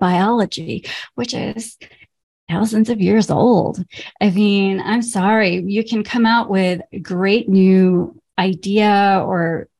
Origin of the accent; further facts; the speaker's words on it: Lahore, Punjab, Pakistan; moved away; where I grew up in Lahore